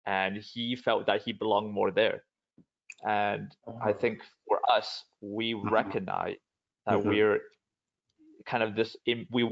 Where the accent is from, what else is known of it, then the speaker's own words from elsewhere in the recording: Vancouver, British Columbia, Canada; also born or lived in Hong Kong; I grew up, I was born in Hong Kong and then I grew up here, like I said, in Vancouver, spent my life here